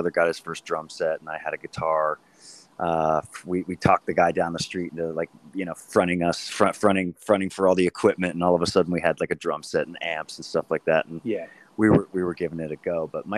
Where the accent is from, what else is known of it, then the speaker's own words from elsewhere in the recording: Saratoga, California, United States; also born or lived in Los Gatos, California; Northern California, my man. Right outside of Santa Cruz, a little town called Saratoga.